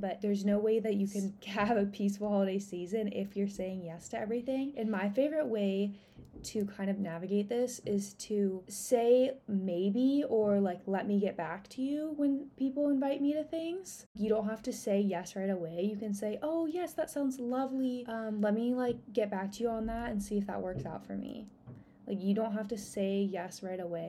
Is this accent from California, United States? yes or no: yes; Encinitas, California, United States; a place in Cardiff, which is in my hometown. And it's like really close to the water. It's an area that I grew up in.